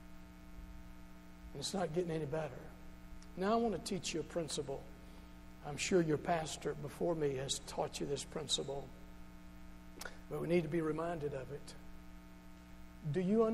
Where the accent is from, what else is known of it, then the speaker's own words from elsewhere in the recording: Charleston, Kentucky, United States; I'm from Charleston originally. The Charleston right here in Hopkins County.